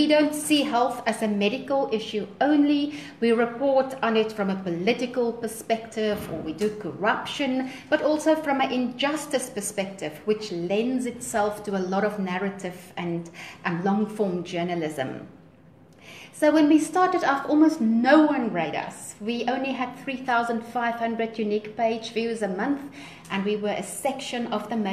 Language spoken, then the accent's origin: English; South Africa; I'm from South Africa. I live in Johannesburg, which is one of our main cities in the country